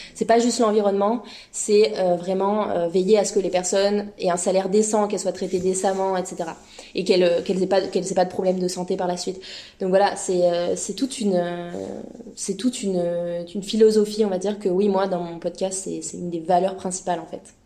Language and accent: French; France; moved away as an adult; now in Montreal, Canada; je suis française en PVT, arrivée depuis un an à Montréal